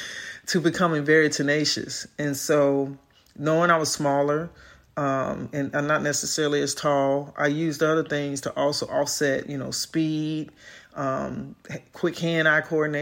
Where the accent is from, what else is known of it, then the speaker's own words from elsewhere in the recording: Chicago, Illinois, United States; I'm from South Side of Chicago, so inner city youth, sports, academia